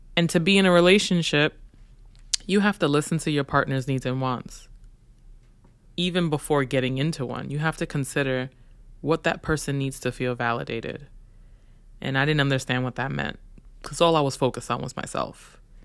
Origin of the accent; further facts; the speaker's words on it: New York City, New York, United States; growing up in Brooklyn